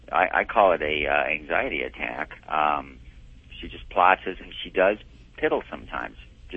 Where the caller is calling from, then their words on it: Kamiah, Idaho, United States; Kamiai, Idaho.